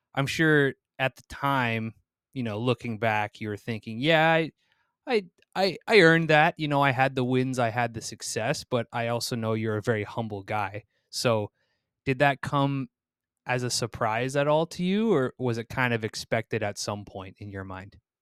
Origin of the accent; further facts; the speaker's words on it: East Coast of the United States, United States; I grew up on the East Coast of the, of the United States